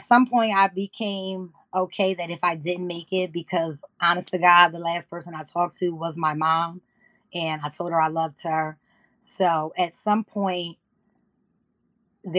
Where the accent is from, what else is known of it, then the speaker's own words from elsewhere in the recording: Plainfield, New Jersey, United States; I am from New Jersey. I'm from Plainfield